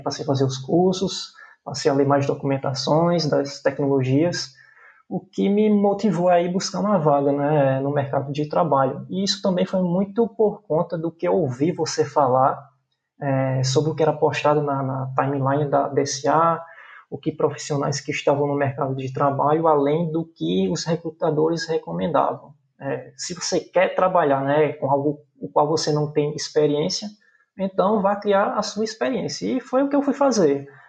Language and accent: Portuguese; João Pessoa, Paraíba, Brazil; sou natural da cidade de João Pessoa, na Paraíba, na cidade a qual eu moro até hoje.